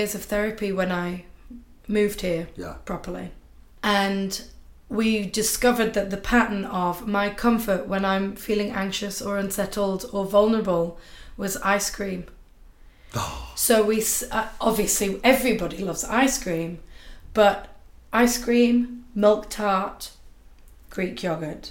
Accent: market town outside Leeds, Yorkshire and the Humber, United Kingdom; now in South Africa; I'm actually from a very small market town outside Leeds

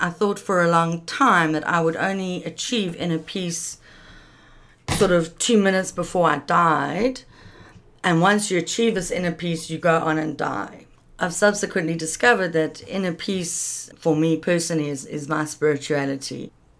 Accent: Pretoria, Gauteng, South Africa; born there; also born or lived in London / Paris; now in Cape Town, South Africa; Yeah, I was born in Pretoria.

